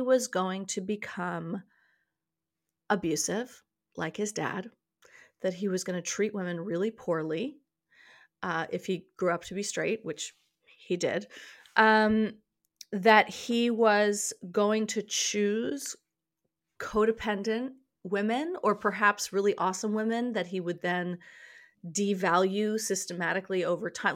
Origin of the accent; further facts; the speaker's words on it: New York City, New York, United States; I was raised in New York City